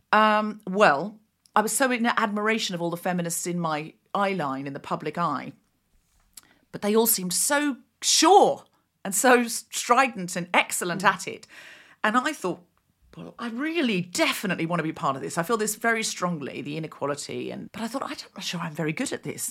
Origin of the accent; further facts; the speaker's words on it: Australia; I'd had a pretty, you know, quote-unquote standard, whatever that means, childhood, growing up in Australia